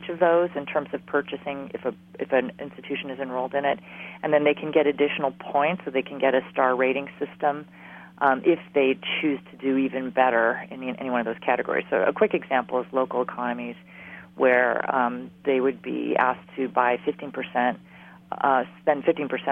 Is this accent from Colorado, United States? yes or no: no; Hawaii, United States; moved away; I'm from Hawaii